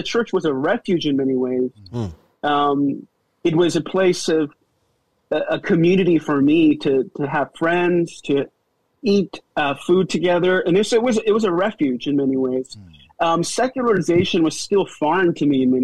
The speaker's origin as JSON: {"language": "English", "town": "New York City", "region": "New York", "country": "United States", "tie": "born or raised there", "also_born_or_lived": "Seoul, South Korea", "said": "my journey begins in Seoul, Korea, moving to the States in 1987 with my parents, entrepreneurs, coming into Manhattan"}